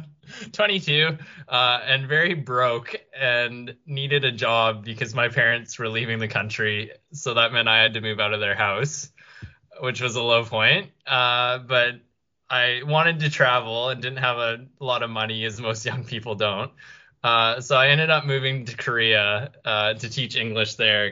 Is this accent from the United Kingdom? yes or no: no; Canada; moved away as an adult; also born or lived in Melbourne, Australia; now in Brisbane, Australia; I grew up in Canada